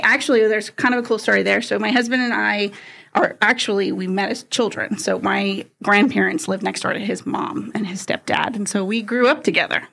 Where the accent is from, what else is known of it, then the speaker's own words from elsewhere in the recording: San Jose, California, United States; moved away; I grew up in the San Francisco Bay Area, California. So about San Jose is about south from San Francisco.